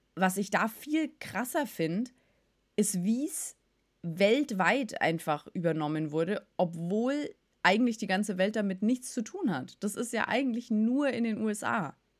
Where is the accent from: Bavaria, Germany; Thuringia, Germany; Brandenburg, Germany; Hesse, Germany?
Bavaria, Germany; ich komme aus Bayern und da hatten wir schulfrei am Buß- und B-Tag